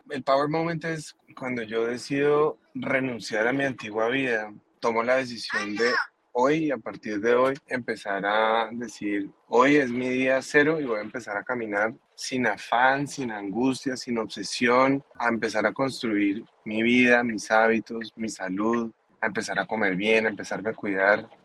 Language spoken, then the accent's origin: Spanish; Colombia; now in United States; yo soy colombiano